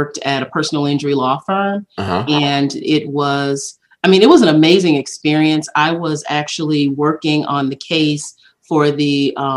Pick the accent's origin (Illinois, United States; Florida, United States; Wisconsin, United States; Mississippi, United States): Mississippi, United States; Laurel; I was born in Laurel, Mississippi, and my mom was married young, and I grew up